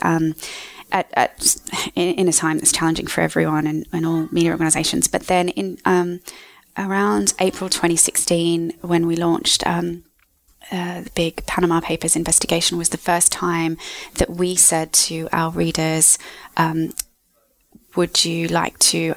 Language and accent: English; Australia; moved away as an adult; also born or lived in United States; now in London, United Kingdom; I am from Australia